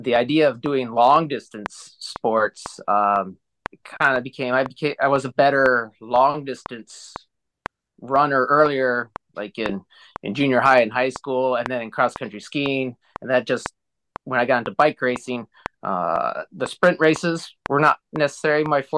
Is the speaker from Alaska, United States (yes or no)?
yes; Alaska, United States; born and raised in Alaska. So I've been in Alaska all my life